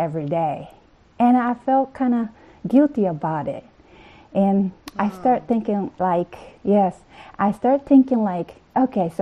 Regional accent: Okinawa, Japan; moved away as an adult; now in United States; I am from Okinawa, the southern island of Japan

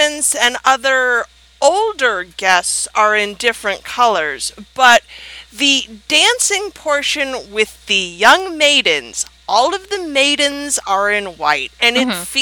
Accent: United States; I'm American

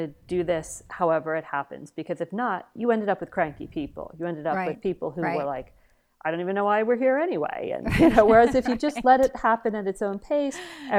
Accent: United Kingdom; Yes, absolutely. We're British.

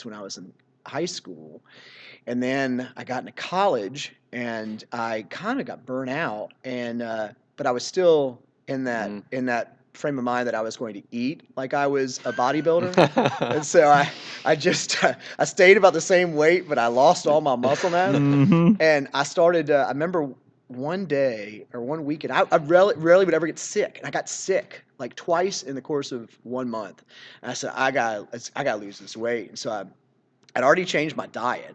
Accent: Seaford, Virginia, United States; I grew up in Seaford, which is just down W Boulevard

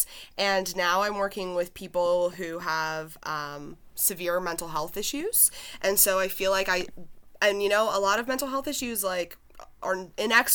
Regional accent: Pennsylvania, United States; accent: southern; moved away; I'm definitely coming from Pennsylvania.

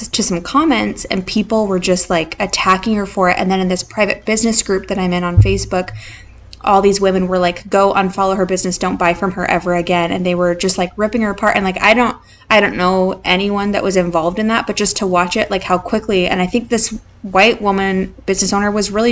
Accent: Idaho, United States; now in San Antonio, United States; we grew up in Idaho

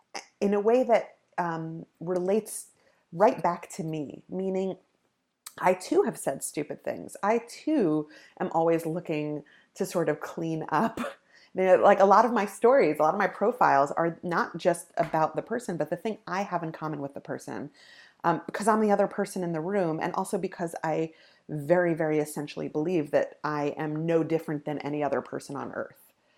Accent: New York, United States; I grew up in New York, um, but I grew up in a very religious family

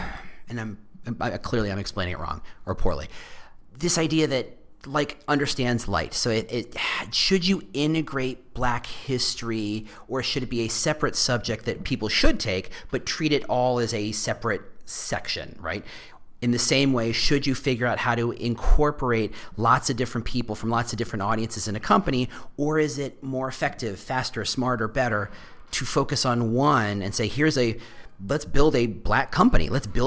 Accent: Texas, United States; also born or lived in New Jersey; And I came from Texas and I came from New Jersey.

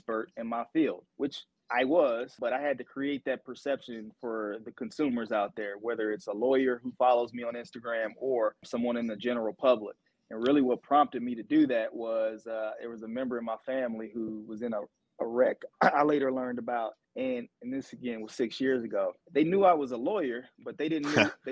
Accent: Atlanta, Georgia, United States; also born or lived in Alabama / St. Louis, Missouri; Born and raised in Atlanta, Georgia

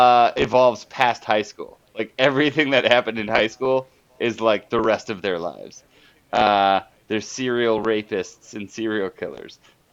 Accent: Dayton, Ohio, United States; I am from Dayton, Ohio. And literally, this town is every small town that's not close to a big town.

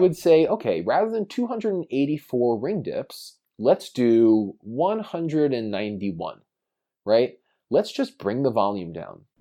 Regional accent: New York, United States; I grew up in New York

